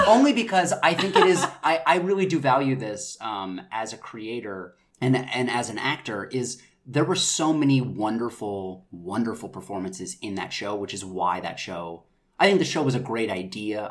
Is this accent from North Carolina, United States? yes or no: yes; North Carolina, United States; moved away as an adult; also born or lived in New York City / London; now in Los Angeles, United States; I'm originally from North Carolina